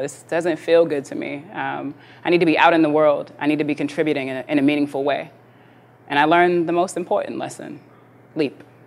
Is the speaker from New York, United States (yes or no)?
yes; New York City, New York, United States; I grew up in New York City, born and raised in the 80s, in the crack era.